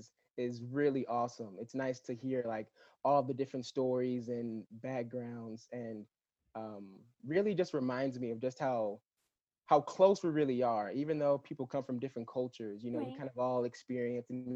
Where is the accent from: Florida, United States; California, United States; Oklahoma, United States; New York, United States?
California, United States; Los Angeles County; I grew up in Los Angeles County. Basically in about 30 minutes from the actual like downtown Los Angeles